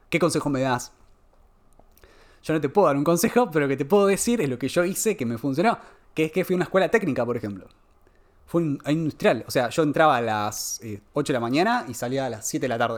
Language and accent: Spanish; Conurbano, Morón, Buenos Aires Province, Argentina; En realidad nací en Conurbano, Morón. Ah, mira Y a los ocho años, sí, viví en Buenos Aires, ahí en Conurbano, ocho años y después me mudé a un pueblo.